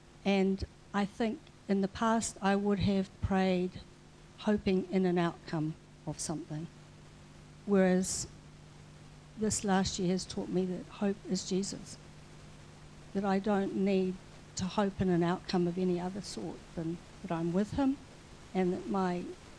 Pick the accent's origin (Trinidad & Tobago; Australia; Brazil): Brazil; born there; I was born in Brazil.